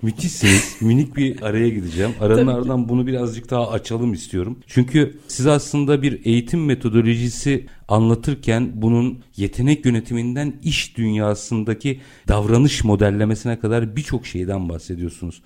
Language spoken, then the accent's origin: Turkish; Istanbul, Turkey; doğma büyüme Bakırköylü